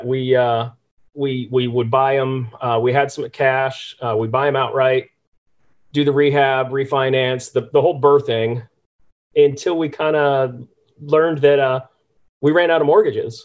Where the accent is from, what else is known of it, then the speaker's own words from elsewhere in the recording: California, United States; moved away as an adult; now in Norfolk, Virginia, United States; I grew up in California area around rentals.